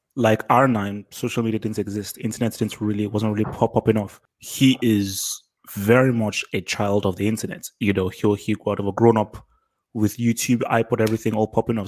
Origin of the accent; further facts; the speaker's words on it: London, United Kingdom; I was born in England, so I was born in London, but to Nigerian parents.